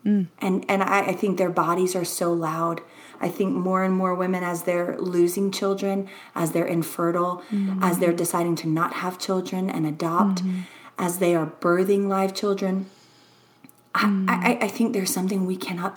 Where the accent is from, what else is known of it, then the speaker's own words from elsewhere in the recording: Louisiana, United States; moved away; also born or lived in Texas; I'm from Louisiana